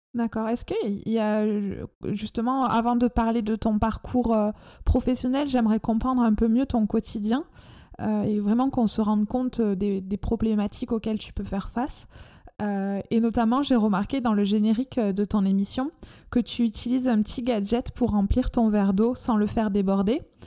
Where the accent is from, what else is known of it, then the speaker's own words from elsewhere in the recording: France; accent: chantant (sing-song); mon accent chantant